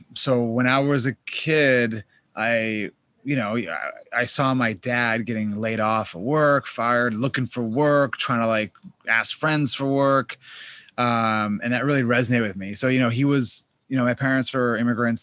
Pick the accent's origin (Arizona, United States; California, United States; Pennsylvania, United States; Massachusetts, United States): Massachusetts, United States; Boston; I grew up in Boston, Massachusetts.